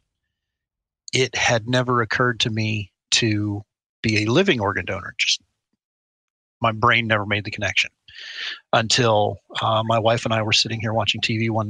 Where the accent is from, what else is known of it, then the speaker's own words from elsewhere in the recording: Westerville, Ohio, United States; I was born and raised in Westerville, Ohio